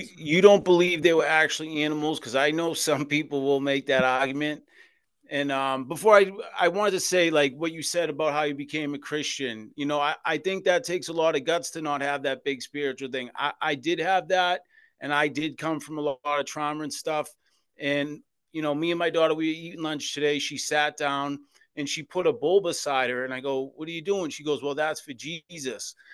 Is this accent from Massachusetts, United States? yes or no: yes; Boston, Massachusetts, United States; I was born and raised in Boston, Massachusetts in the Old Colony projects